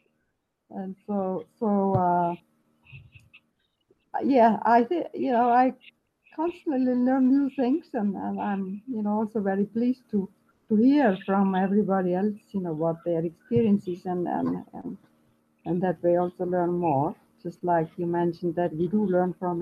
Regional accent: Austria; now in Victoria, Canada; I grew up in Austria, and so I still have a bit of an accent

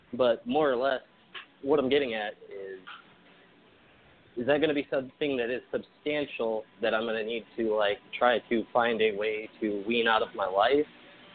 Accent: Tallahassee, Florida, United States; I am from Tallahassee, Florida.

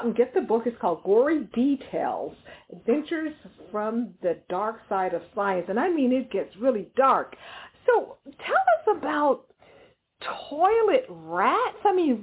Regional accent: Houston, Texas, United States; Growing up in the Southwest in Houston, which is, of course, very, very humid

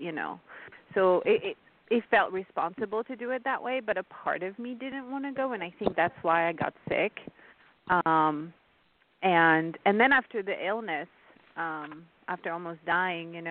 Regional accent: France; first language French; English is a second language; moved away; also born or lived in India; my native tongue is French. I was born and raised in France

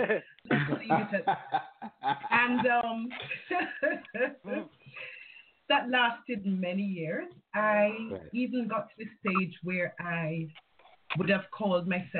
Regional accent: Jamaica; also born or lived in England; I was born in England, but I went to live in Jamaica at age 9.

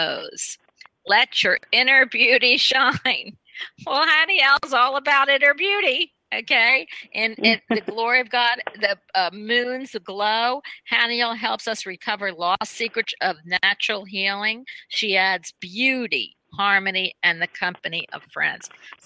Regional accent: Philadelphia, Pennsylvania, United States; I'm born in the north too, right? Because I'm from Philadelphia.

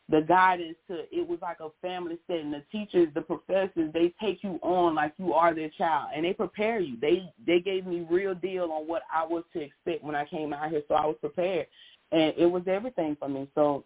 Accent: Pensacola, Florida, United States; as a child, I'm from Pensacola, Florida. My parents used to drive us by Bayview Park along Scenic Highway.

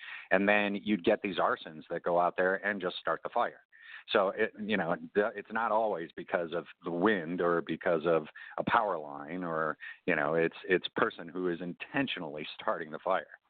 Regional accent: Chicago, Illinois, United States; Yeah, I remember growing up in Chicago, it's about the same time period.

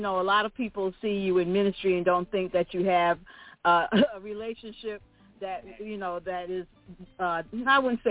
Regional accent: New York City, New York, United States; moved away as an adult; also born or lived in Daytona Beach, Florida; now in Florida, United States; We originally were both born and raised in Brooklyn, New York

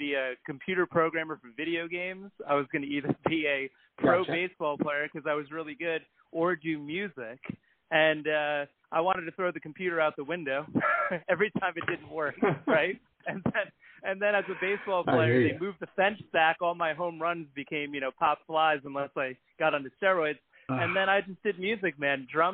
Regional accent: New Jersey, United States; now in New York City, United States; I live in the West Village, but I grew up in Jersey, not too far from New York.

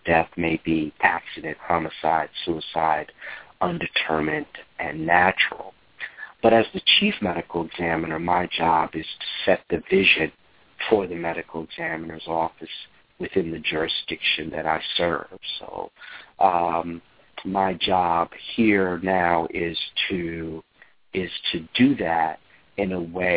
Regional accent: South Orange, New Jersey, United States; moved away; also born or lived in Newark, New Jersey / Washington, D.C.; I was born in Newark, raised in South Orange

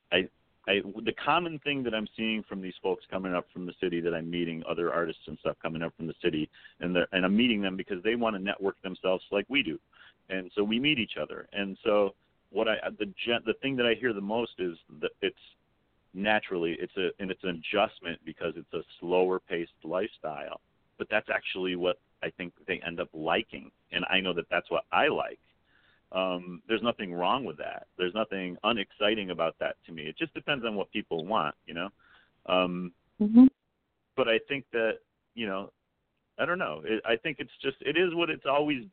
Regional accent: Albany, New York, United States; I'm from Lark Street

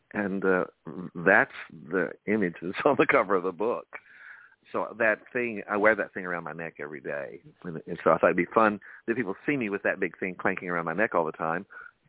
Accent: New York City, New York, United States; I'm a New Yorker. I thrive on diversity, brother.

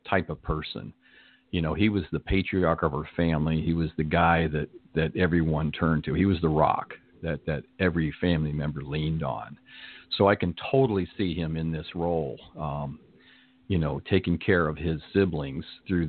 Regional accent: Arizona, United States; moved away as an adult; also born or lived in Canton, Ohio; now in Southern California, United States; We moved to Arizona when I was about 6 years old.

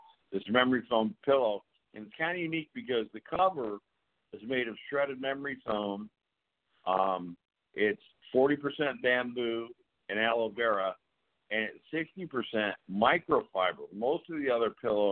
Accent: the North, United States; now in the South, United States; I'm from the North

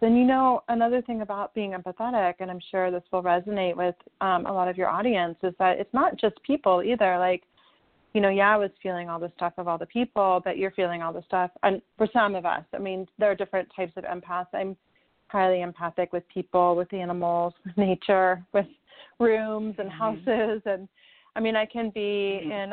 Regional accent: Southern California, United States; born or raised there

